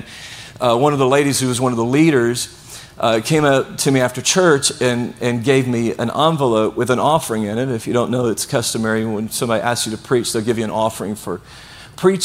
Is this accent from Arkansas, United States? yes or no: yes; Blytheville, Arkansas, United States; now in Venice, United States; I grew up in a city called Blytheville, Arkansas